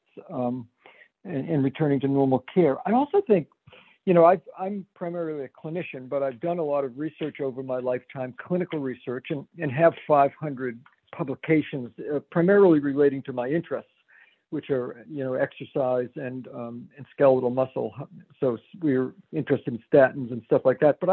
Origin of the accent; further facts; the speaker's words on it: Danvers, Massachusetts, United States; moved away as an adult; also born or lived in Pittsburgh / Stanford, California / Providence, Rhode Island; now in Hartford, United States; when I grew up in Danvers, Mass